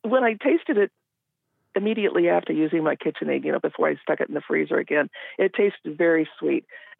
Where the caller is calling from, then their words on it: Endicott, Washington, United States; I'm calling from Eastern Washington, Endicott.